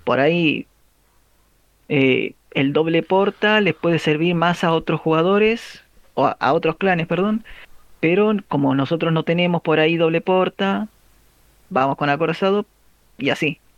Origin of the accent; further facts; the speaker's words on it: Argentina; la mayoría somos argentinos